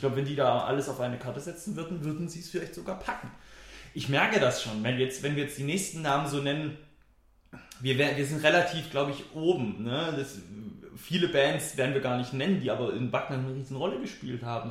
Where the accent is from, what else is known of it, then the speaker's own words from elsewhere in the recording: Weissacher Tal, Baden-Württemberg, Germany; Ich komme ja aus Weißerem Tal, ne? also eine Gemeinde, 7000 Einwohner, glaube ich